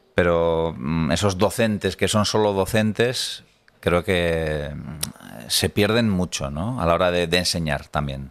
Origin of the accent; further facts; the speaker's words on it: Tolosa, Basque Country, Spain; yo soy de Tolosa